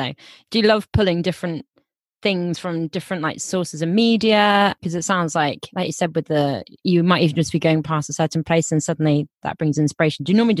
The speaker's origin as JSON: {"language": "English", "town": "Minehead", "region": "South West England", "country": "United Kingdom", "said": "I'm from Minehead"}